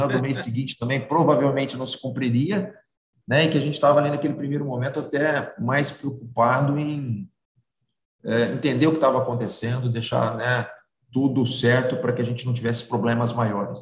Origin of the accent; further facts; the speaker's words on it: Ribeirão Preto, São Paulo, Brazil; Eu sou que nasci aqui em Ribeirão Preto